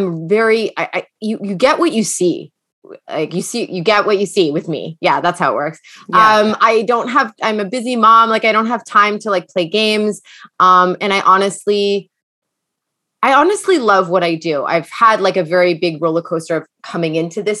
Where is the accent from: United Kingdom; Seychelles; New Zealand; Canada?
Canada; London, Ontario; also born or lived in New York City; now in Toronto, Canada; I am originally from London, Ontario, but I live currently in Toronto